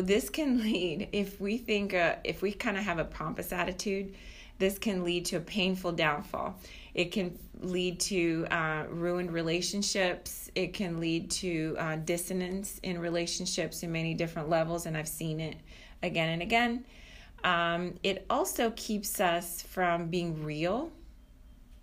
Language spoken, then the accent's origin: English; Brazil; now in United States; I'm coming originally from Brazil